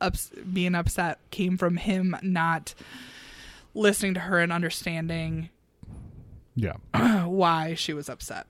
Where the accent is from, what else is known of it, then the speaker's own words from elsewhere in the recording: Illinois, United States; Yeah, I mean, we're from Central Illinois.